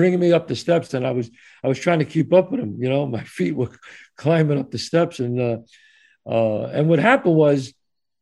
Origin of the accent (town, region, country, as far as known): New York City, New York, United States; born or raised there